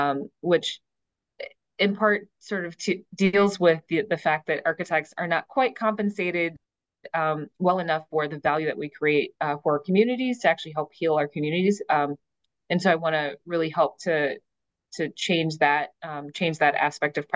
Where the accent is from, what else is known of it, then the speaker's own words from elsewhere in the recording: Detroit, Michigan, United States; my early experience growing up in Detroit.